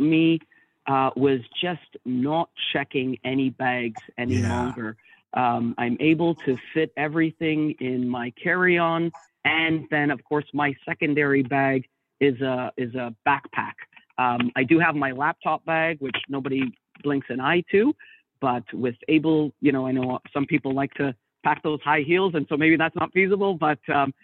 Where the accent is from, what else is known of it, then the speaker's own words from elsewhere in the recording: Canada; being a Canadian